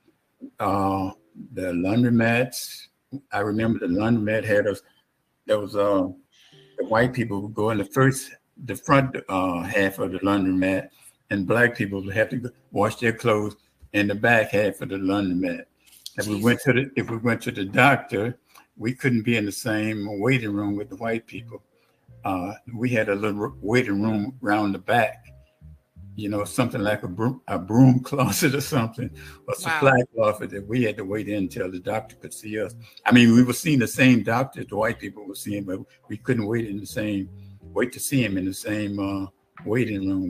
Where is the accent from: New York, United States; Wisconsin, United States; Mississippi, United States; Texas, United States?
Mississippi, United States; Hollandale; moved away as an adult; also born or lived in Murphy, Mississippi; we moved to a town called Hollandale, Mississippi. That's basically where I grew up from 10 years old until I left. It was Hollandale, Mississippi. I call that my hometown